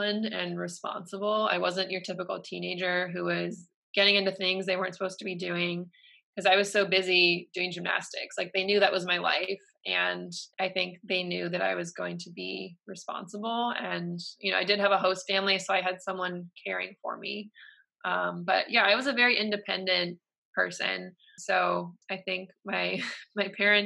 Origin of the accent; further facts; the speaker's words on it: Michigan, United States; Michigan, which is my hometown.